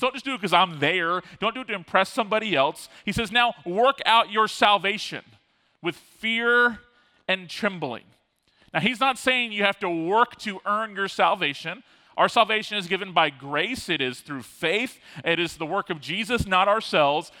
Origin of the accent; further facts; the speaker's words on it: Tallahassee, Florida, United States; also born or lived in Fort Lauderdale, Florida; I grew up in Tallahassee, but I was born in Fort Lauderdale and lived as a kind of younger elementary uh, school kid in Fort Lauderdale